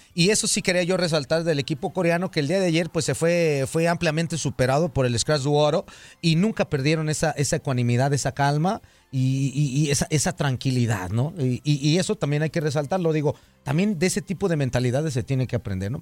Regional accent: Mexico; muchos como mexicanos decimos

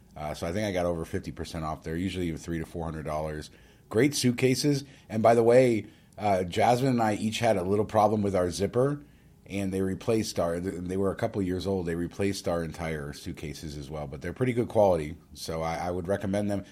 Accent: Las Vegas, Nevada, United States; I grew up in Las Vegas

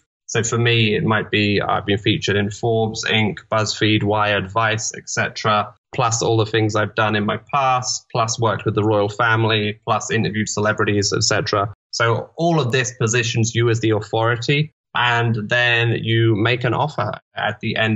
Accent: London, United Kingdom; I'm from London

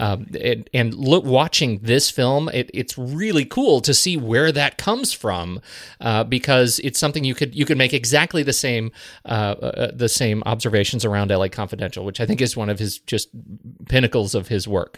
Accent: United States; also born or lived in Korea; I'm an American

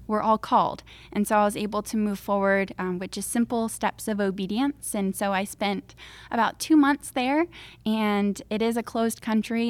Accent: Crystal River, Florida, United States; I'm from Crystal River, Florida

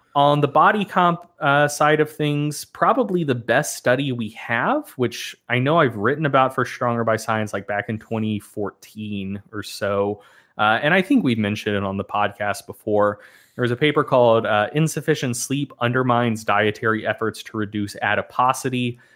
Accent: the South, United States; I was born and raised in the South

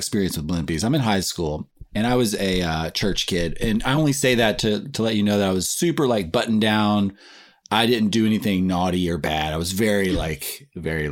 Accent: Nashville, Tennessee, United States; moved away; Nashville, Tennessee is where I grew up

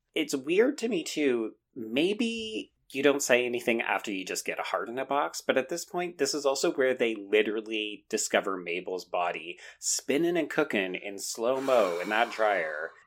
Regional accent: Canada; I'm a Canadian

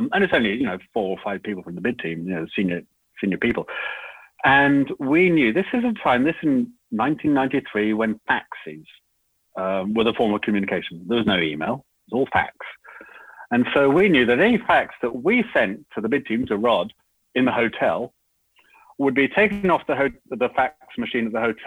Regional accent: United Kingdom; moved away as an adult; now in Sydney, Australia; as a Brit, well, Brit and Australian citizenship, but, you know, grew up as a Brit

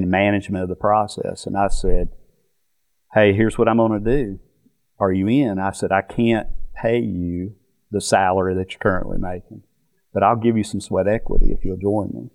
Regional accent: North Carolina, United States; moved away as an adult; also born or lived in Florida; we grew up in North Carolina all my life, and only until when I graduated college did I leave and go to Florida

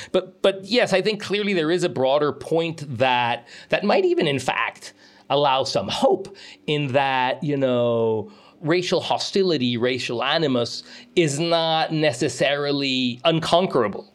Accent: Mexico; moved away as an adult; now in United States; I grew up most of my childhood in Mexico, all the way through university.

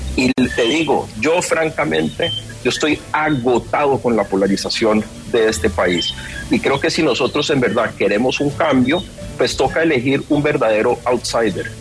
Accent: Cali, Valle del Cauca, Colombia; yo soy de Cali, yo, me, lancé a la alcaldía de Cali

